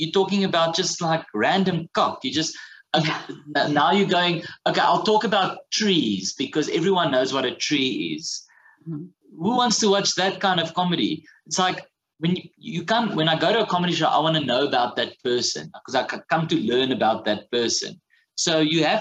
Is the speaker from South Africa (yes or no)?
yes; South Africa